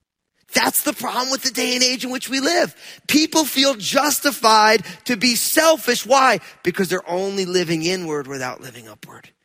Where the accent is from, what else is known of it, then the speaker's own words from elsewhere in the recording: New Jersey, United States; I'm from New Jersey